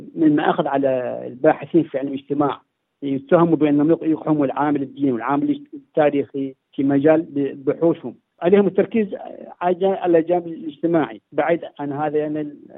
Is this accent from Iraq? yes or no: yes; Iraq; now in Sydney, Australia; باني عراقي